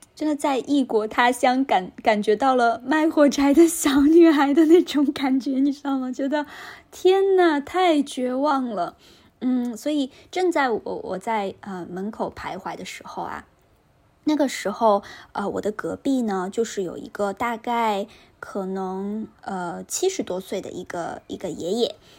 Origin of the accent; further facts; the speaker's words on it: northern China, China; now in Shanghai, China; 作为一个北方人